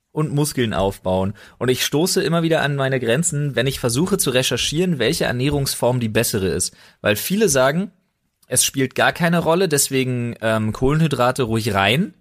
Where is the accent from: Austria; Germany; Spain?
Germany; Berlin; moved away as an adult; now in Brandenburg, Germany; ich bin Berliner. Ja ich bin mit einer Brandenburgerin, gebürtigen Brandenburgerin verheiratet. Ich lebe in Brandenburg mittlerweile